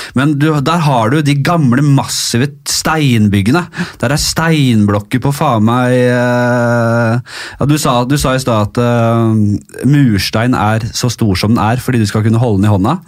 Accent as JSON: {"language": "Norwegian", "region": "Oslo", "country": "Norway", "tie": "born or raised there", "said": "Jeg er litt fra Bekkelaget Ekeberg her"}